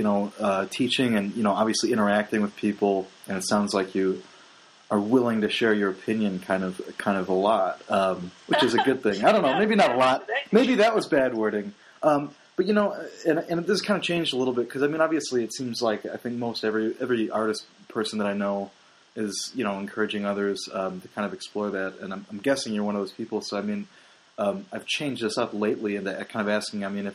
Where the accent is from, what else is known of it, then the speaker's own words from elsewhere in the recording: Midwest, United States; growing up in the Midwest